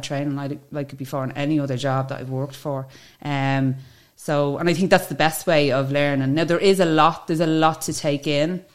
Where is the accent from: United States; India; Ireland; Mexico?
Ireland; Dublin, Leinster; also born or lived in Ringsend, Dublin; I'm originally from Ringsend, grew up in Glasnevin and Finglas, and now I live in Carpenterstown, Castleknock